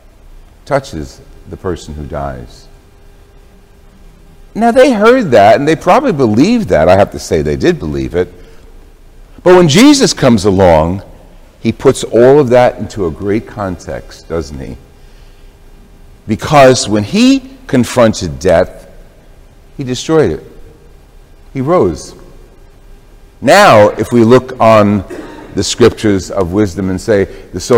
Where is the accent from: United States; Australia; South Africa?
United States; Jersey City, New Jersey; my growing up in Jersey City in an Italian household